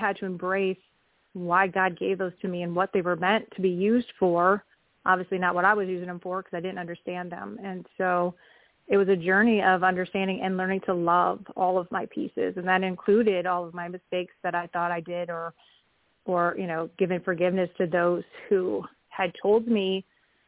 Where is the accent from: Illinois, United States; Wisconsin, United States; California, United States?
Wisconsin, United States; also born or lived in Oklahoma; now in Kansas, United States; I am calling in from Kansas, and I grew up in Wisconsin